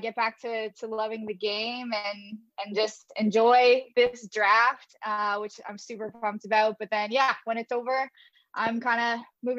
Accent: London, Ontario, Canada; I worked for an amateur program in my hometown in London, Ontario.

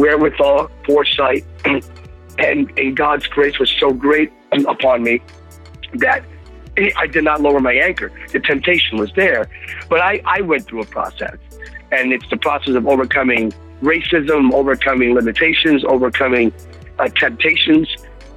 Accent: Bethlehem, Pennsylvania, United States; Growing up in Bethlehem, Pennsylvania, I'm a Pennsylvania guy

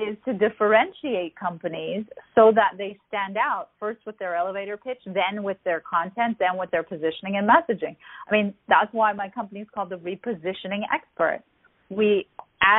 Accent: Canada; I'm Canadian

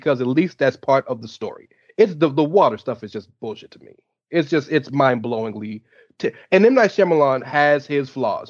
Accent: the South, United States; I'm from the South

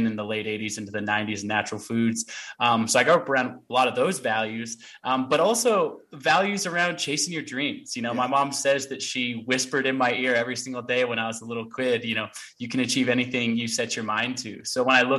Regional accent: Portland, Oregon, United States; also born or lived in Olympia, Washington; I grew up in Portland, Oregon, but I was actually born on a hippie commune in Olympia, Washington

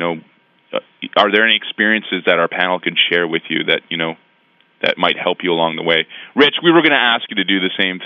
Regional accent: Canada; I am a Canadian. I do love my country

